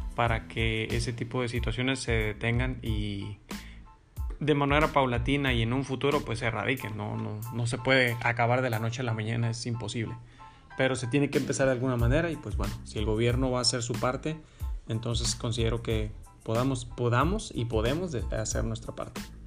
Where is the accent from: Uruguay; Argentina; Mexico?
Mexico; nosotros como mexicanos